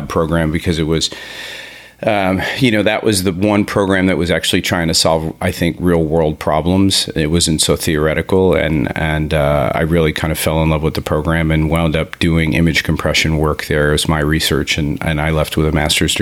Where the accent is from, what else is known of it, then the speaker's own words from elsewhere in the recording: New Jersey, United States; I grew up in New Jersey on the East Coast of the U.S.